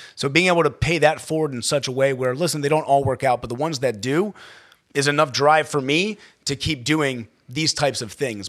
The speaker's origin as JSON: {"language": "English", "area": "Baltimore County", "region": "Maryland", "country": "United States", "tie": "born or raised there", "said": "I grew up in Baltimore County, uh, Maryland"}